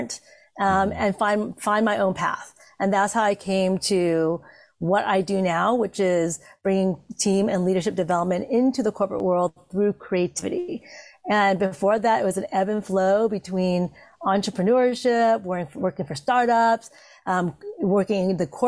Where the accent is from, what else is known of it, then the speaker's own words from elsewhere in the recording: Santa Monica, California, United States; also born or lived in Vietnam; growing up in Santa Monica, California, as one of 5 Asian people in my school